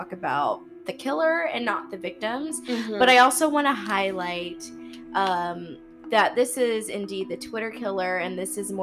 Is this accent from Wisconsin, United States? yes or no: no; California, United States; I'm from California and America